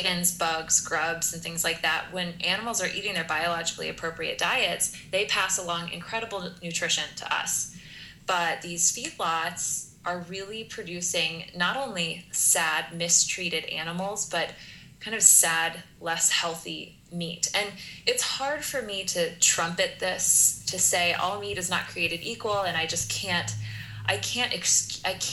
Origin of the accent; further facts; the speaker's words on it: Kansas, United States; as a Kansas girl, I have a lot of experience with factory farms. So my entire youth driving across the state of Kansas